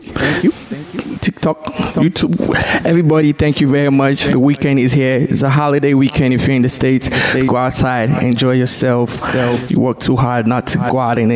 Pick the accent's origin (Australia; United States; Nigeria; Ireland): Nigeria; moved away; the marketplace in Nigeria that I grew up.